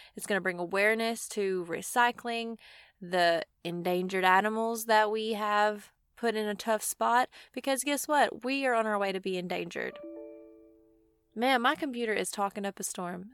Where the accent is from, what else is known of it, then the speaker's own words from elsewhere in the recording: Mississippi, United States; I'm from Mississippi, and it doesn't snow here